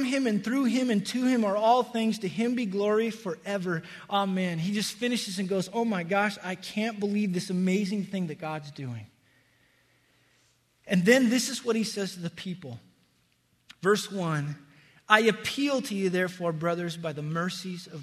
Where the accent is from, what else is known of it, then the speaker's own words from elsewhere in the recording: Wyoming, United States; where I grew up in Wyoming